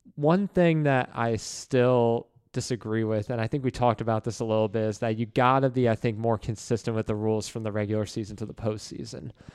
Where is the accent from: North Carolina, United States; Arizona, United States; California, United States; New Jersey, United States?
New Jersey, United States; moved away; growing up in Jersey and growing up in the New York area